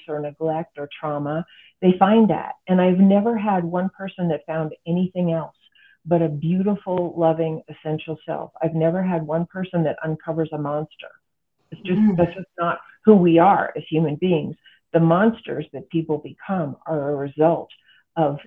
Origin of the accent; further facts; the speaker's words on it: United States; I'm an American and this is the culture that I'm familiar